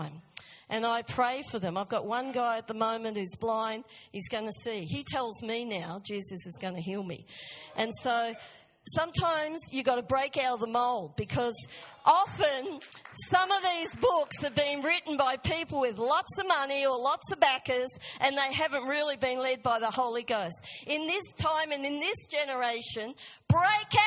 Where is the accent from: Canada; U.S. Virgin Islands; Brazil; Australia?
Australia; moved away; I grew up in Australia, I know the ways of Australia